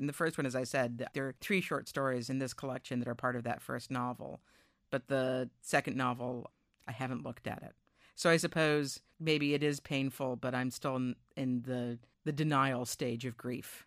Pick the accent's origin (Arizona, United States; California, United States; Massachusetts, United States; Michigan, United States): Massachusetts, United States; Newton; my hometown, Newton, Massachusetts